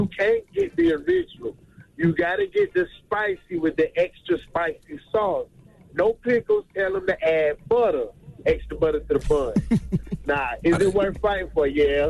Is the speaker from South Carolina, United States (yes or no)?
yes; South Carolina, United States; You know, from the South, you know, all we know is fried chicken. I'm from South Carolina.